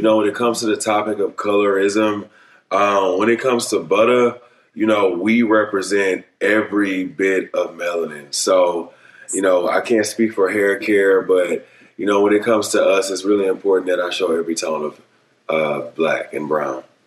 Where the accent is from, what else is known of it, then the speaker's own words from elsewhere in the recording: Beaumont, Texas, United States; I grew up in the South in Beaumont, Texas.